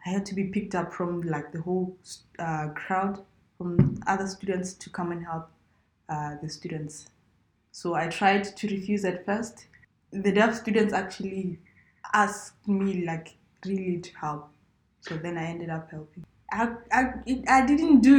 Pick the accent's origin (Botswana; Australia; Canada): Botswana; Sepopa, North-West District; So I was raised in a village. Sepopa, it's in the northwest part of Botswana.